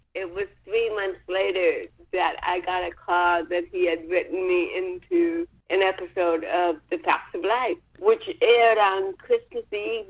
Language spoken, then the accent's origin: English; Orange County, California, United States; also born or lived in Buffalo, New York; So I grew up in Orange County, California.